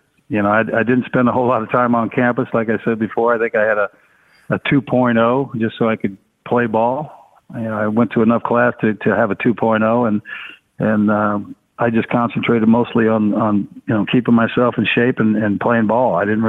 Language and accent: English; San Jose, California, United States; I mean, especially growing up in San Jose. You know, I grew up with the Brothers and the Mexicans.